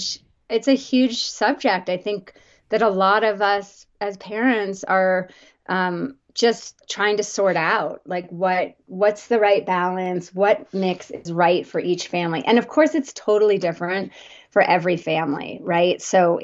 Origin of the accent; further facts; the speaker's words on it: New Jersey, United States; I grew up on the East Coast, New Jersey suburbs, very traditional growing up.